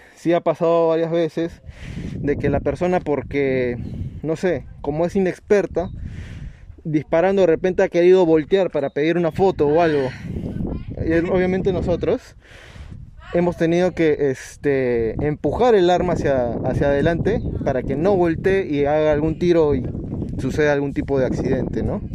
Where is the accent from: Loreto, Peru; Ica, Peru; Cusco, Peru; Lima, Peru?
Ica, Peru; Nazca; moved away; yo soy de Nazca, no, en Nazca no hay muchos polígonos.